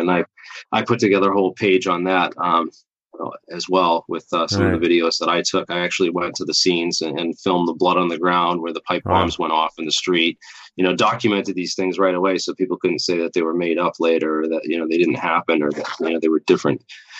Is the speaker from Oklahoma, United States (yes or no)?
no; Boston, Massachusetts, United States; And I'm from Boston. I lived there for a couple of years.